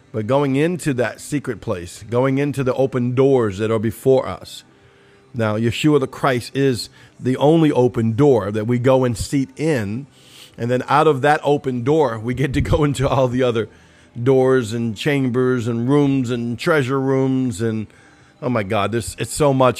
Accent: New Orleans, Louisiana, United States; I'm from New Orleans, Cajunsville

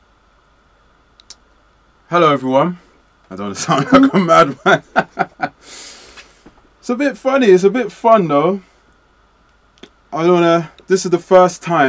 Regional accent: London, United Kingdom; I was born in Park Royal Hospital

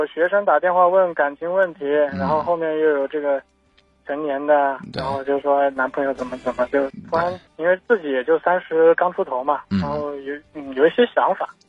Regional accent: Changsha, Hunan, China; 我是长沙的。

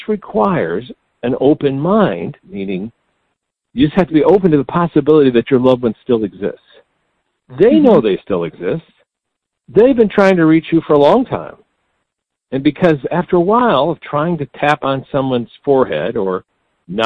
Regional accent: Chicago, Illinois, United States; Chicago, my hometown

